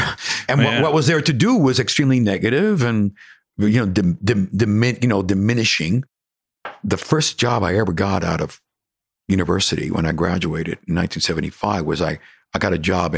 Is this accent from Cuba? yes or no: yes; Cuba; accent: Cuban; English is a second language; And I'm still trying to get over my, you know, my Cuban accent. You know how it is. You have this Cuban twang or Latino Caribbean twang.